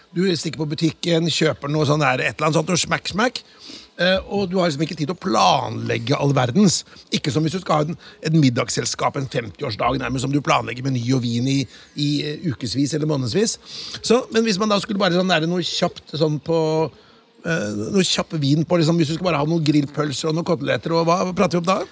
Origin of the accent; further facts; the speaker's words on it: Notodden, Telemark, Norway; jeg kommer fra Notodden